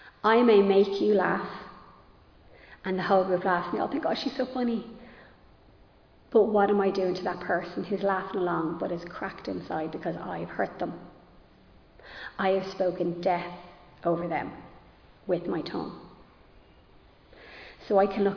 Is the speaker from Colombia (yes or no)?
no; Ireland; I am Irish and I'm rooted in Irish culture